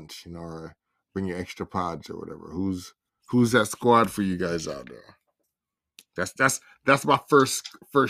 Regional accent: Jamaica; As a Jamaican

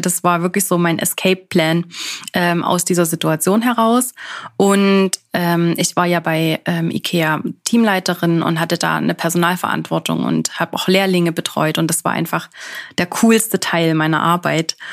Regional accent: Germany; moved away as an adult; now in Switzerland; ich natürlich jetzt hier als Deutsche komme

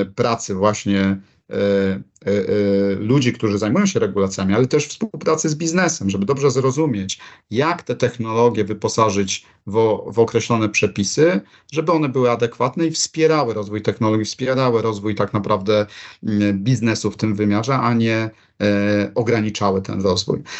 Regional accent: Poland

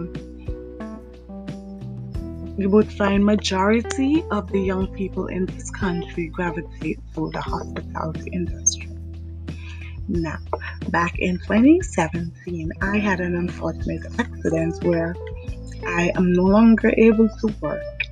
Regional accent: St. John's, Saint John, Antigua & Barbuda; I was born in Antigua, St. John's

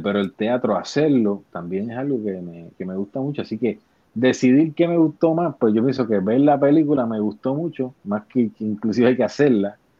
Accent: Bayamón, Puerto Rico; yo soy un actor puertorriqueño, tengo 43 años, nací en el pueblo de Bayamón

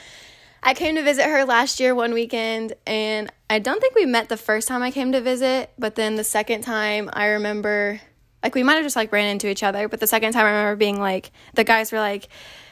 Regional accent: Kansas City, Missouri, United States; moved away as an adult; also born or lived in Arkansas; I am from Kansas City, Missouri, and I currently go to school at the University of Arkansas

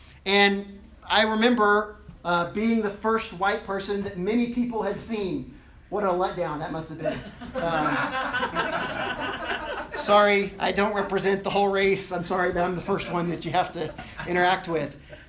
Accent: Equatorial Guinea; When I grew up in Africa, originally we lived in a big city, and I use that term very loosely, a big city like the size of Laramie, in Equatorial Guinea, the biggest city in the country at the time

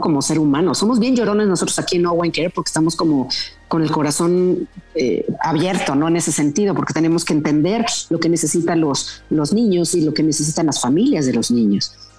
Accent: Mexico; un orgullo como mexicana

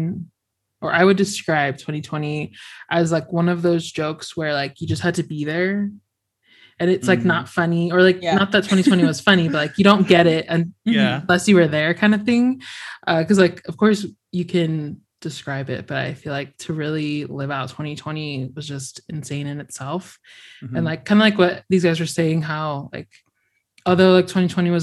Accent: Florida, United States; I grew up in Florida

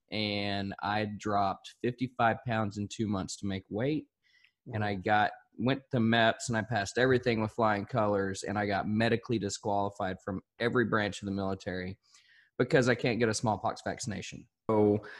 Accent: Magnolia, Arkansas, United States; also born or lived in El Dorado, Arkansas; now in Fort Worth, United States; Actually, I was born in El Dorado, Arkansas, and I grew up in Magnolia, which is about 54 miles east of Texarkana.

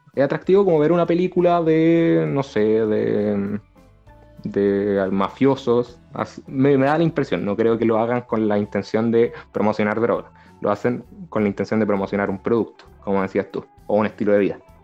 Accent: Chile; los chilenos hablamos rápido. Los chilenos rapeamos absolutamente

